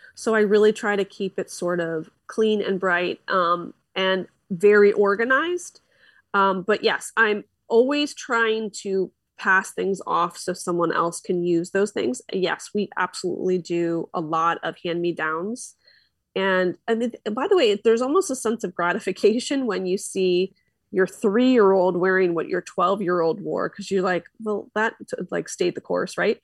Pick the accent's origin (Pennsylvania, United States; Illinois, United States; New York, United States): Pennsylvania, United States; Philadelphia; now in Orange County, United States; I'm from Philly, and I'm still a Philly girl